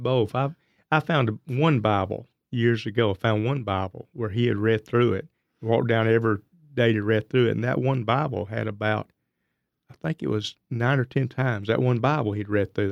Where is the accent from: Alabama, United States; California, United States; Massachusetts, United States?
Alabama, United States; Blount County; also born or lived in Kansas; most of my life has been around Blount County is where I'm actually from, for the most part. That's where I claim